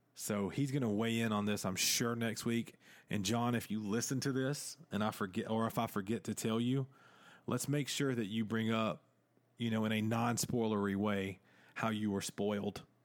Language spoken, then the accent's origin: English; the South, United States; accent: Southern; I sound straight, uh, like I am from the South, huh? Of, uh, America.